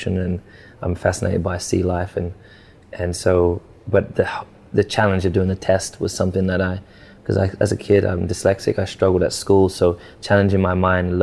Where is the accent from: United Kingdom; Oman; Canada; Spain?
United Kingdom; Stevenage, East of England; I grew up in Stevenage in a council estate.